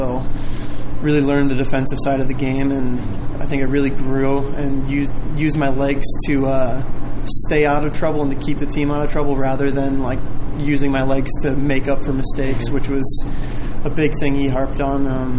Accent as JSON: {"language": "English", "region": "Illinois", "country": "United States", "tie": "born or raised there", "said": "Usually just going to Chicago, but it's really close to home, which is nice."}